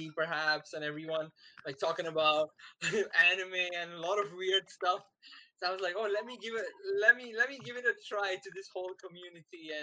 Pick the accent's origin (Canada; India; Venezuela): India; moved away as an adult; now in Malaysia; I am an Indian